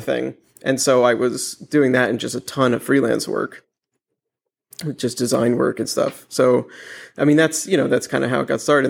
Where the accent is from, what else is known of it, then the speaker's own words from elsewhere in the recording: New York City, New York, United States; I grew up in Manhattan